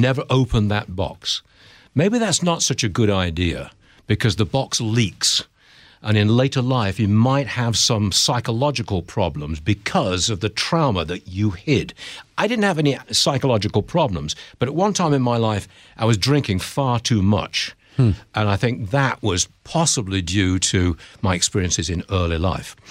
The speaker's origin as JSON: {"language": "English", "town": "Derby", "region": "East Midlands", "country": "United Kingdom", "tie": "born or raised there", "also_born_or_lived": "Hong Kong / San Francisco", "accent": "English", "moved": "as an adult", "lives_now": "United States", "said": "Born and raised in Derby, that's a town in the Midlands of England"}